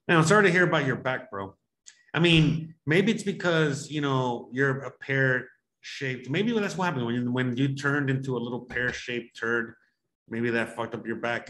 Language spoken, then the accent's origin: English; Miami, Florida, United States; moved away; I grew up in Miami